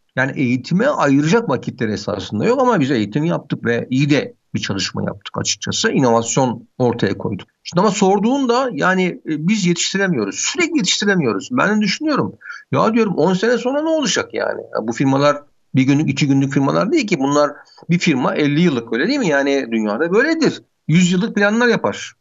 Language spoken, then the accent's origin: Turkish; Istanbul, Turkey; ben Bakırköy'lüyüm.